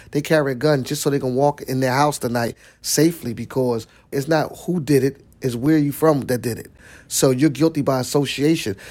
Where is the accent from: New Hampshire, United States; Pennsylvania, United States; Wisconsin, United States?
Pennsylvania, United States; Philadelphia; I'm from Seventh Street, Seventh Snyder area